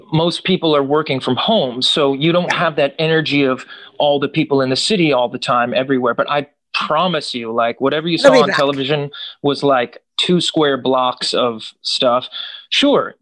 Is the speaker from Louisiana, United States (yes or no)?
no; New Jersey, United States; also born or lived in Brooklyn, New York; I was born in Brooklyn, New York. So we moved to North Jersey when I was quite young, right outside the city